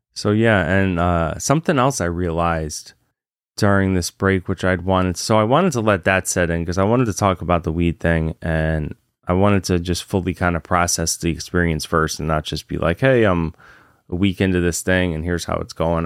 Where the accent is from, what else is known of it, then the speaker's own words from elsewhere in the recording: Virginia, United States; moved away; also born or lived in Massachusetts; I grew up in Virginia